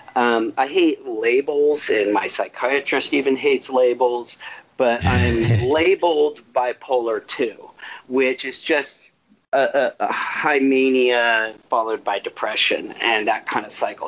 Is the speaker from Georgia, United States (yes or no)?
no; Marin, California, United States; moved away as an adult; also born or lived in Portland / Chicago / Southeast Asia / Austin, Texas; I was raised in Marin